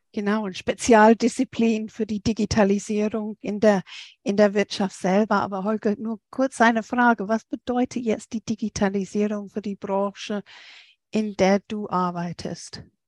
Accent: England, United Kingdom; now in Germany; Ich komme als Engländerin, viele Leute ähm, in England noch im Netzwerk drin

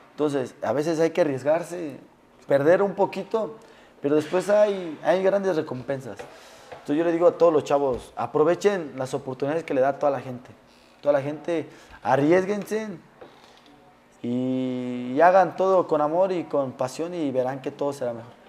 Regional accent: Mexico City, Mexico; Somos, como dices tú, somos chilangos y los chilangos.

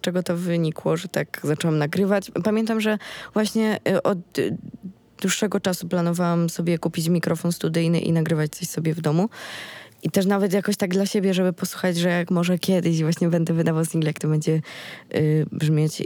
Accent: Sieradz, Łódź Voivodeship, Poland; na konkursie ogólnopolskim u nas właśnie, u mnie w Sieradzu

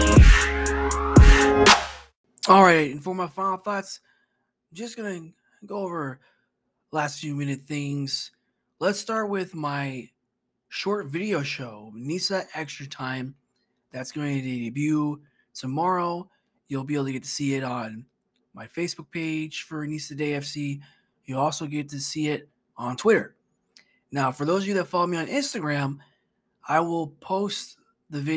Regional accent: Orlando, Florida, United States; I'm from Orlando

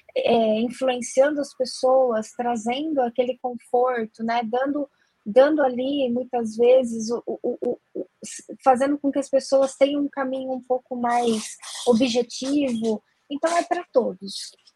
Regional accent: Jundiaí, São Paulo, Brazil; Eu sou de Jundiaí, interior de São Paulo

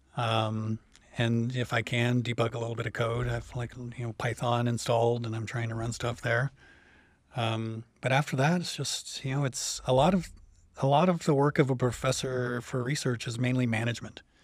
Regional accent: about an hour outside Toronto, Ontario, Canada; moved away as an adult; also born or lived in Chicago / Montreal; now in Champaign-Urbana, United States; I'm from Canada, originally from about an hour outside Toronto.

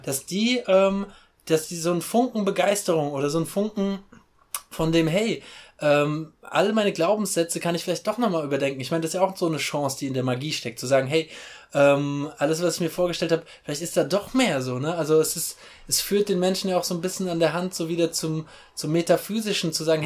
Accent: Mainz, Rhineland-Palatinate, Germany; ich komme aus Mainz

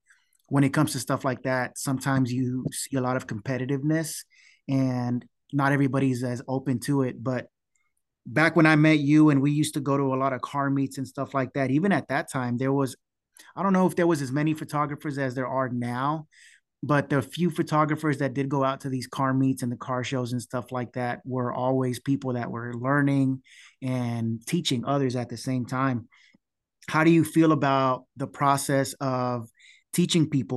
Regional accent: Houston, Texas, United States; we're from Houston

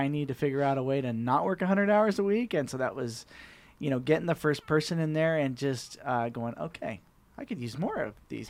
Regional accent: Green Valley Lake, California, United States; Live up in Green Valley Lake, up in the mountains.

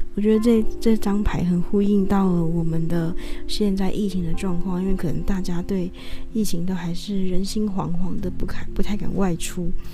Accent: northern Taiwan, Taiwan; 我们是北部人

